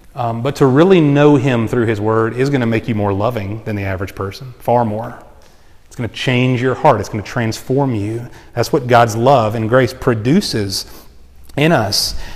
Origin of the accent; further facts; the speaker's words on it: United States; I love being an American